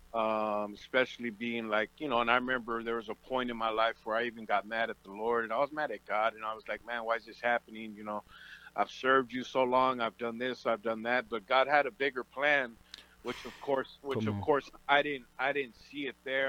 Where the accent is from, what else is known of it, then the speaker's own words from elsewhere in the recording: Oxnard, California, United States; I was born and raised out in in Oxnard, California, which I call the the land of milk and honey.